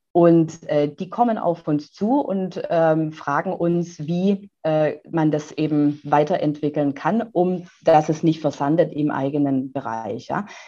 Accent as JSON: {"language": "German", "area": "Neckar valley", "region": "Baden-Württemberg", "country": "Germany", "tie": "born or raised there", "said": "ich bin ja äh, hier im Neckartal geboren"}